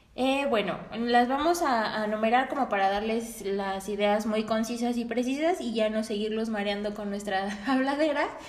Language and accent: Spanish; Mexico; somos orgullosamente mexicanas